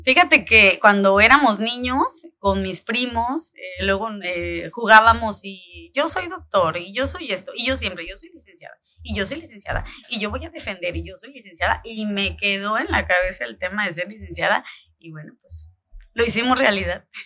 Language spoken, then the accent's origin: Spanish; Coyuca de Benítez, Guerrero, Mexico; also born or lived in Acapulco / Chilpancingo; Nací en Acapulco, un veinticinco de noviembre del ochenta y cinco, ya hace algunos añitos. Eh, mi infancia, eh, toda mi infancia la viví en Coyuca de Benítez